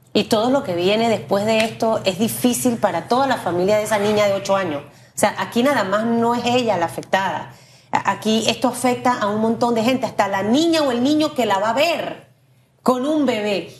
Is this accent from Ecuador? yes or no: no; Panama; como panameña, como mujer, como mamá